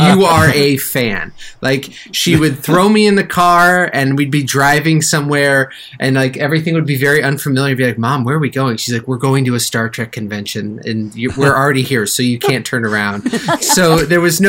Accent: Northern California, United States; I'm from Northern California

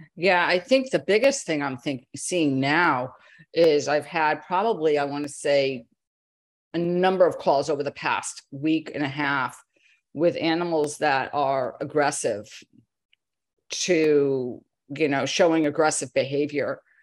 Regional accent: Connecticut, United States; I grew up in Connecticut in farm country

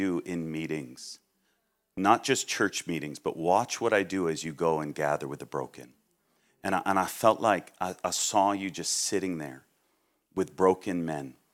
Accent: Massachusetts, United States; I'm from Massachusetts

